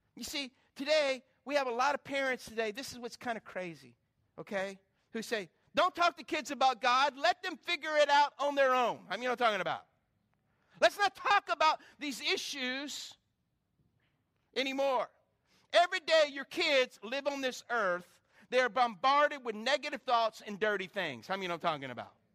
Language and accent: English; South Carolina, United States; growing up in South Carolina